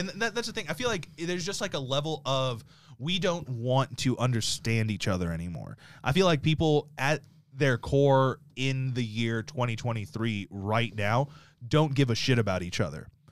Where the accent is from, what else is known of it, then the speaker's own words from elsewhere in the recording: the South, United States; growing up in the South